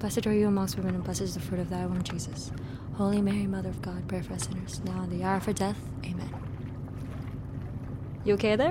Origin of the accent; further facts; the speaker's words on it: Tondo, Metro Manila, Philippines; Tondo, Manila.